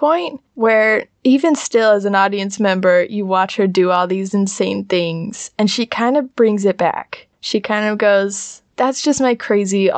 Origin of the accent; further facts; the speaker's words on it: United States; I'm an American